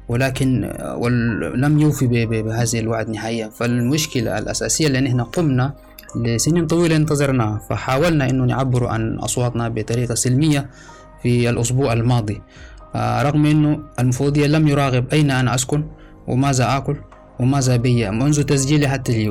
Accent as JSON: {"language": "Arabic", "country": "Sudan", "moved": "yes", "lives_now": "Libya", "said": "تحركت من السودان 2018 في فبراير وأثناء قدومي من ليبيا عبر عبر دولة التشاد والصحراء الكبرى"}